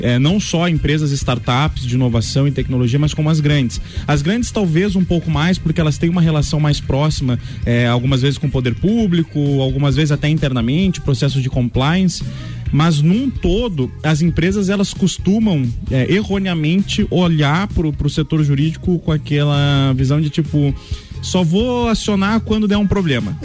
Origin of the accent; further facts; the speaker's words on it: Lages, Santa Catarina, Brazil; moved away; na minha cidade natal